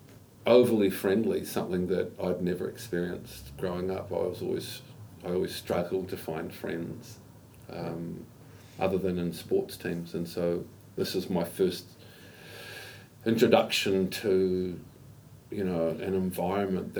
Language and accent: English; Auckland, New Zealand; first language English; I'm from Auckland. I was born here.